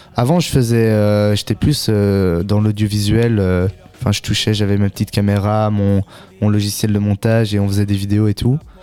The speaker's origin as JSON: {"language": "French", "town": "Ottignies-Louvain-la-Neuve", "region": "Wallonia", "country": "Belgium", "also_born_or_lived": "Brussels", "said": "je viens d'ici, euh, au Tigny-Louvain-la-Neuve. J'ai fait mes secondaires ici. mais sinon, je viens plus de Bruxelles à la base."}